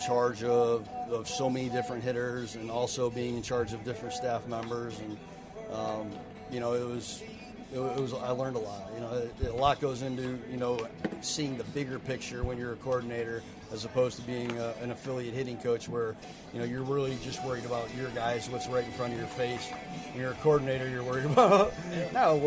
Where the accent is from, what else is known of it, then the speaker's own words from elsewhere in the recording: Frankfort, Illinois, United States; moved away as an adult; now in Birmingham, United States; growing up in Chicago and playing in southern Illinois